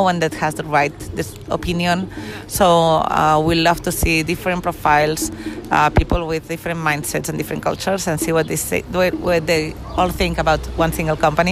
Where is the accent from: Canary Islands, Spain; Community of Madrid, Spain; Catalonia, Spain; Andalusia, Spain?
Catalonia, Spain; Barcelona; two of the partners, we come from Barcelona, we were working abroad before